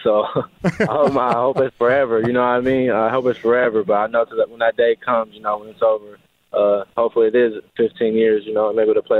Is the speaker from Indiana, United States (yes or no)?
no; Arizona, United States; around Arizona, you know, you always got guys that, you know, you grew up playing with or other teams you have friends with. So it's just great to be, you know, back home